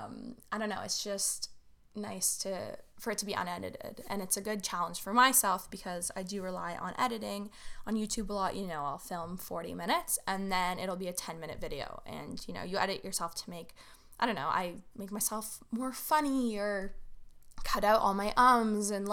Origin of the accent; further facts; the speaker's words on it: Toronto, Ontario, Canada; I am from Toronto, Ontario, Canada